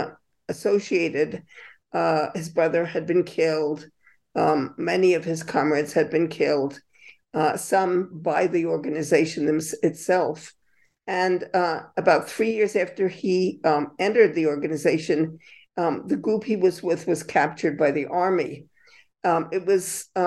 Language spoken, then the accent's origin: English; United States; moved away as an adult; also born or lived in Latin America; the country of my birth